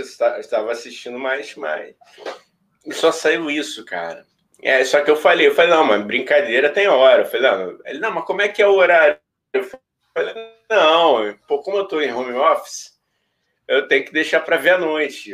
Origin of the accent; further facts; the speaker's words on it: Rio de Janeiro, Brazil; nós somos do Rio de Janeiro